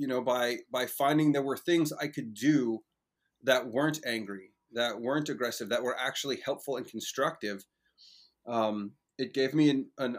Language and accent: English; Moss Beach, California, United States; for the first decade and change of my life, I got to grow up in an amazing place called Moss Beach. It's near a town called Half Moon Bay outside of San Francisco.